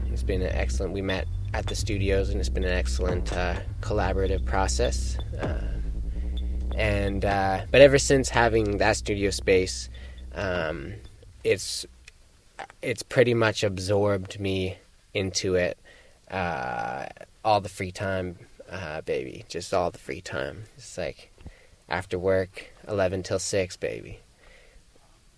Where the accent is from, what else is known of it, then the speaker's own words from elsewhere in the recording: Victoria, British Columbia, Canada; also born or lived in Hornby Island; I was born on Hornby, which is a beautiful island, and then spent most of my time in Victoria living since